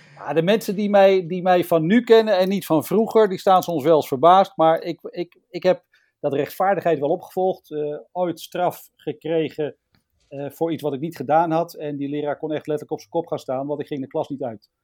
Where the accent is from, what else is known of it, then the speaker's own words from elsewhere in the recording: Lisse, South Holland, Netherlands; also born or lived in Amsterdam / Sassenheim; now in Emmen, Netherlands; Ik ben in Amsterdam geboren. In, uh, in Buitenveld om precies te zijn verhuisd eh, naar eh, Lisse toen ik eh, zeven was.